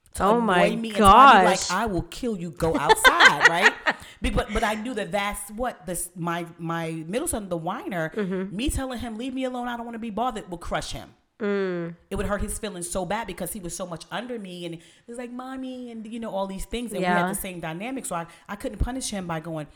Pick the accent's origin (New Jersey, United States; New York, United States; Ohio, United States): New York, United States; I'm from New York